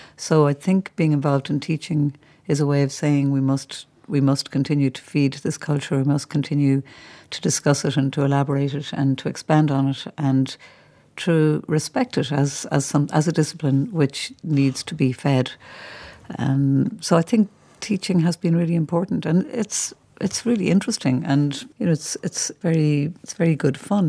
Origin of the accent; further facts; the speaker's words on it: Ireland; we're Irish people coming here